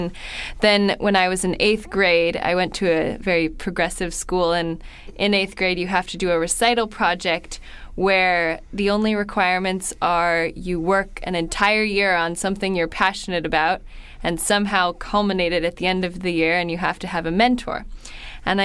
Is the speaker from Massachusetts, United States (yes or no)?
no; San Francisco, California, United States; I'm from San Francisco.